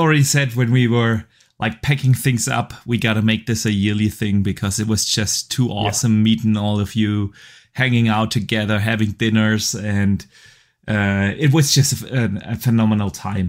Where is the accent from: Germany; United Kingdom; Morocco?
Germany; the video game enthusiast from Germany